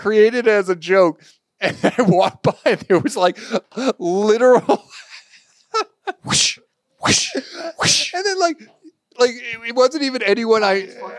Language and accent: English; Boston, Massachusetts, United States; I grew up in Boston.